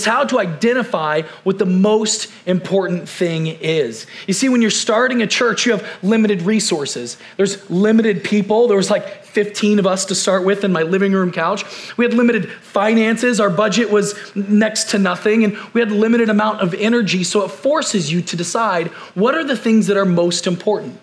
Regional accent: Mount Zion, United States; moved away; I grew up in Mount Zion, and GT Church, this was my home church.

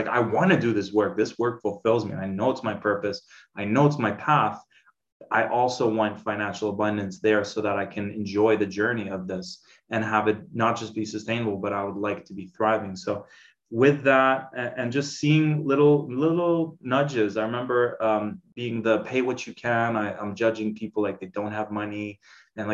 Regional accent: Dubai, United Arab Emirates; Growing up in Dubai, it's this huge caste system

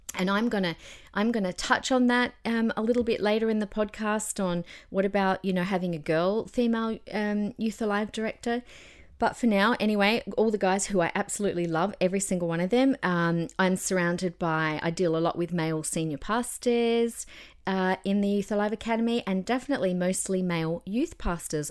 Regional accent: Adelaide, South Australia, Australia; now in Queensland, Australia; in my, uh, old church growing up in Adelaide

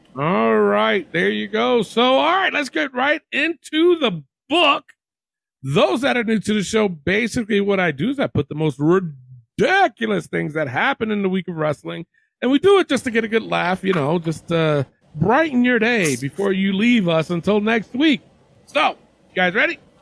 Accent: Albany, New York, United States; my hometown of Albany, New York

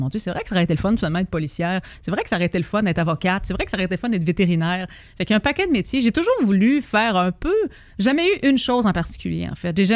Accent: Montreal, Quebec, Canada; je viens de Québec et j'habite euh, maintenant à Montréal. Je suis venue à Québec, on a déménagé à Montréal quand j'étais très jeune.

